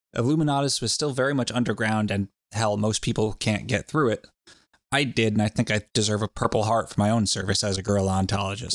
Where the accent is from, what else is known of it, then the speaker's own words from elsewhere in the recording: United States; I'm an American